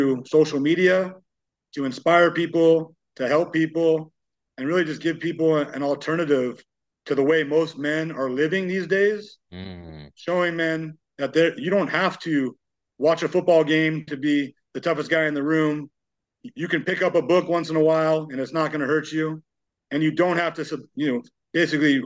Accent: Los Angeles County, California, United States; I'm from Los Angeles County

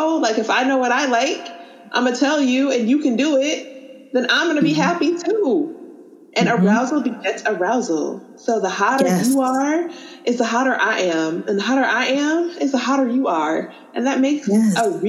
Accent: College Park, United States; And I come from College Park, so, you know, some lower socioeconomic status, yada, yada, yada.

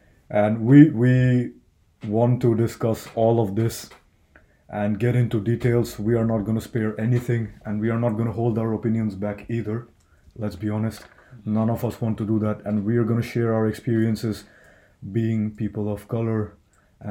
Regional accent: Delhi, India; English is a second language; moved away as an adult; also born or lived in South India; now in Helsinki, Finland; If you're in the north, like I'm from Delhi, it's sort of pretty cold.

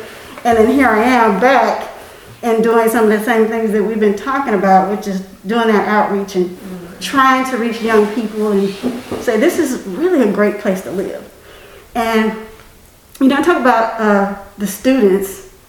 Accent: Union County, South Carolina, United States; moved away; So I didn't grow up here all my life. My folks are from Carlisle and Santuck respectively, so I called it home, and all of my great memories when I was young, playing in the woods and trees and stuff, was all in Union County.

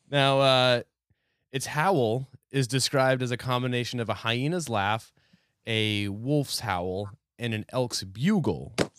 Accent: New Hampshire, United States; I grew up in New Hampshire

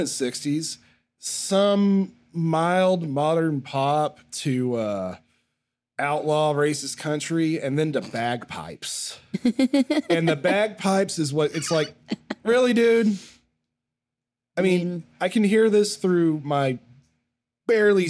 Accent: Mesquite, Texas, United States; Mesquite and Texas

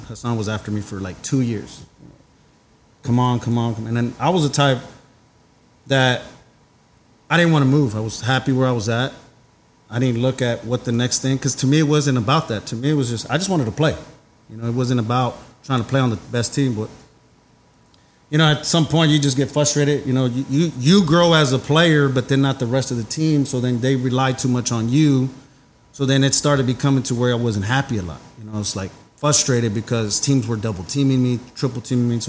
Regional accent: Dallas, Texas, United States; I'm from Oak Cliff, so born and raised there

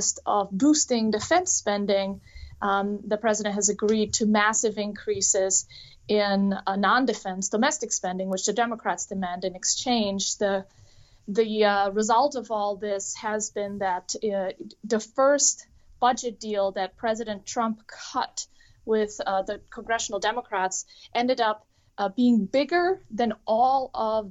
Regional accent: Germany; now in United States; I'm an immigrant from Germany

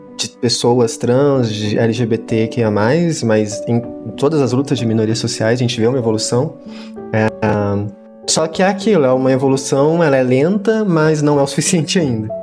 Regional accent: Minas Gerais, Brazil; eu sou de Minas Gerais

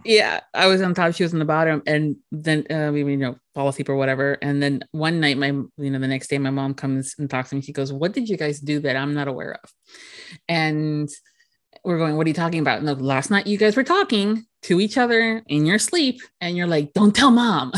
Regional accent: United States; myself as an American

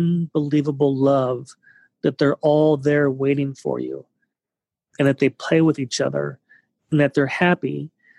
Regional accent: California, United States; growing up in California

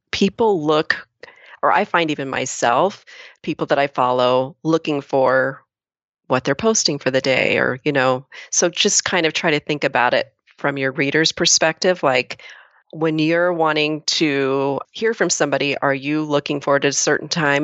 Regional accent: Lakeview, Oregon, United States; the same little hometown that I do.

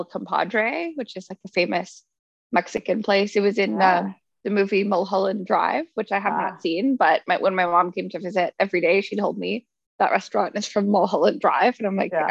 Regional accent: Canada

